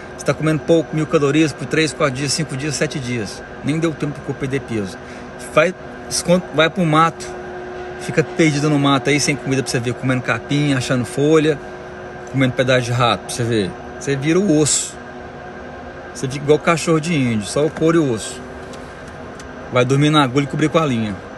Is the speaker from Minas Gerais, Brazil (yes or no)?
no; Goiânia, Goiás, Brazil; moved away as an adult; now in United States; Moro aqui nos Estados Unidos tem 12 anos já. Sou de Goiânia.